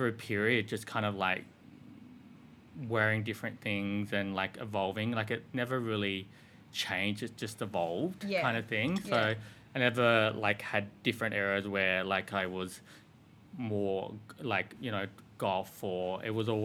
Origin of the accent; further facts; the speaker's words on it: Sydney, New South Wales, Australia; I grew up in Sydney. I grew up in Western suburbs.